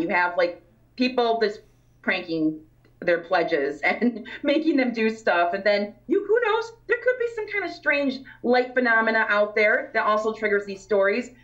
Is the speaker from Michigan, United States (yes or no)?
yes; Grand Haven, Michigan, United States; growing up in West Michigan in the Grand Haven area